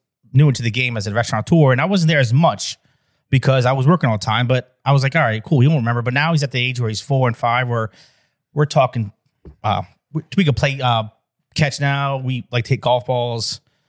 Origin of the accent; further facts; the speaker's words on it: Minnesota, United States; We're from Minnesota. We play ice hockey.